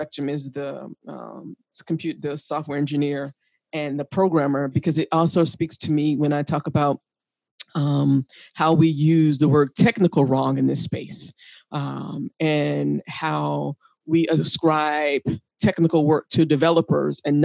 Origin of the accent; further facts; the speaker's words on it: United States; I'm from the United States.